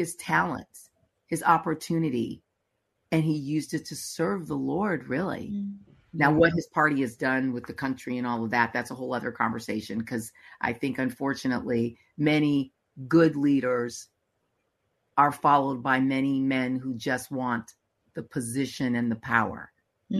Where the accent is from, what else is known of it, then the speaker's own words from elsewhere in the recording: United States; as an American